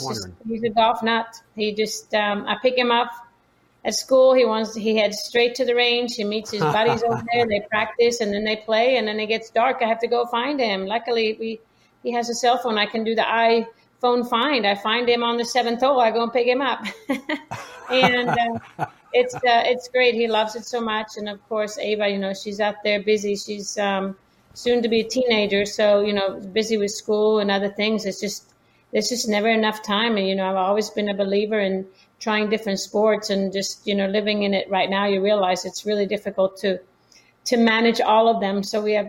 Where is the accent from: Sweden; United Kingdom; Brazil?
Sweden; Yeah, my parents are both quite athletic, I would say, play different sports growing up in Sweden.